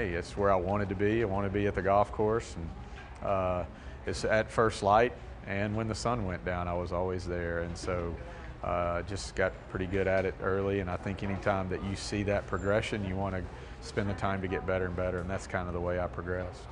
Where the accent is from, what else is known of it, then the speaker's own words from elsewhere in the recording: Bossier City, Louisiana, United States; also born or lived in Monroe, Louisiana; I was born in St. Francis Hospital and lived here until they were out of college, and then we moved to uh, Bossier City